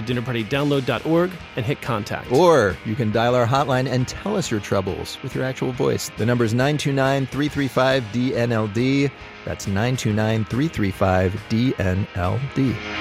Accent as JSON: {"language": "English", "town": "Pittsburgh", "region": "Pennsylvania", "country": "United States", "tie": "born or raised there", "said": "my hometown of Pittsburgh"}